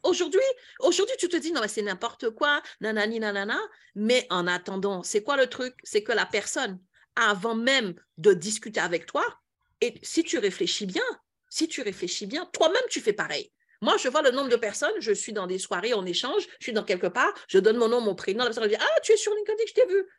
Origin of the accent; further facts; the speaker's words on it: Antilles, France; chez nous aux Antilles